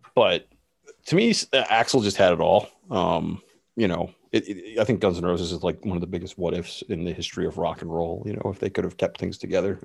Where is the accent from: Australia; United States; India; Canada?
Canada; I'm Canadian